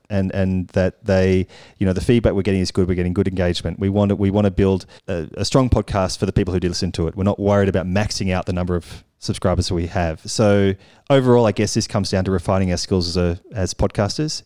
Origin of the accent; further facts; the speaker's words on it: Australia; moved away as an adult; now in Paris, France; we're both from Australia. We've come to Paris.